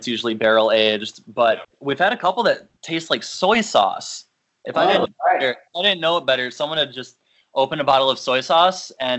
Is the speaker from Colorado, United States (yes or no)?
no; Illinois, United States; now in Minnesota, United States; I'm originally from Illinois. Katie's from Minnesota. We live in Minnesota, central Minnesota.